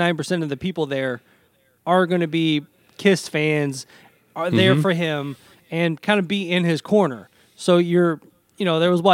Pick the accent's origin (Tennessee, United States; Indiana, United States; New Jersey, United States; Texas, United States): Tennessee, United States; moved away; growing up in Tennessee